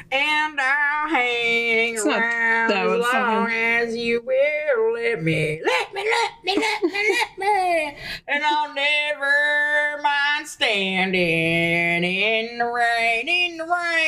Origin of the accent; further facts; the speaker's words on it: the South, United States; I guess because I'm in the South. I grew up in the South.